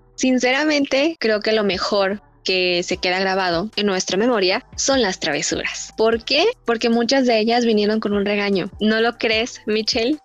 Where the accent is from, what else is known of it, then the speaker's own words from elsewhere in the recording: Guadalajara, Jalisco, Mexico; Aquí en Guadalajara Estamos acostumbrados